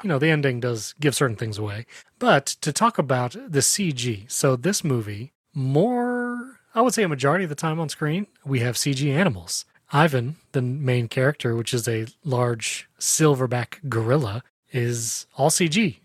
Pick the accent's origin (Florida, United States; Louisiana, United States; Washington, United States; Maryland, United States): Florida, United States; Lakeland; here in Lakeland, Florida, my hometown